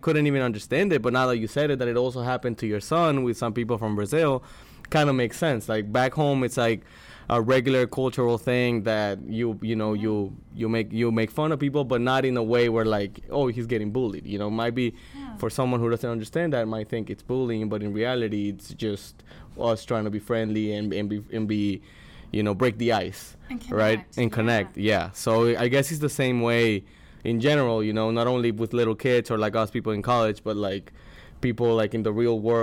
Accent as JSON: {"language": "English", "country": "El Salvador", "tie": "born or raised there", "moved": "as an adult", "lives_now": "St. Louis, United States", "said": "I came from El Salvador, my entire life, lived there 19 years, and I moved here for college"}